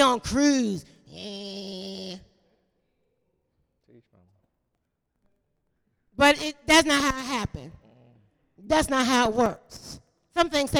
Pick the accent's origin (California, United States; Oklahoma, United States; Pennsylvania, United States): Pennsylvania, United States; Philadelphia; moved away as an adult; now in North Carolina, United States; I'm from South Philly.